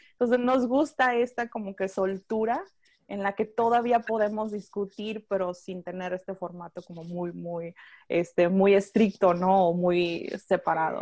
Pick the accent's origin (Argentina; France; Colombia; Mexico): Mexico; Tijuana, Baja California; moved away as an adult; now in Austin, United States; soy originaria de Tijuana y ahorita vivo en Austin, Texas